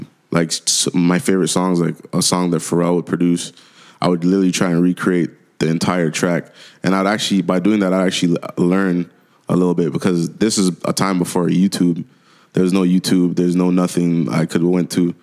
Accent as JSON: {"language": "English", "area": "Durham Region", "region": "Ontario", "country": "Canada", "tie": "born or raised there", "also_born_or_lived": "Jamaica / Scarborough, Ontario / Ajax, Ontario", "lives_now": "Whitby, Canada", "said": "Durham region, it's like consists of four little small cities. And that's where I grew up most of my life"}